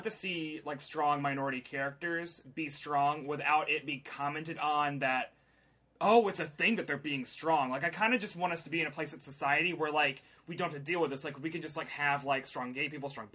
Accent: the South, United States; I'm the only Southerner here.

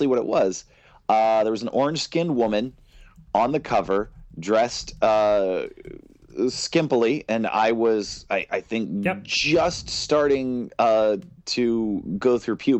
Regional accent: Western Pennsylvania, United States; Growing up in Western Pennsylvania

